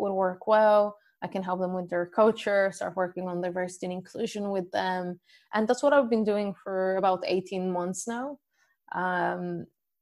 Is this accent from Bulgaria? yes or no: yes; Bulgaria; moved away as an adult; now in Dublin, Ireland; originally I'm from Bulgaria and currently I live in Dublin, Ireland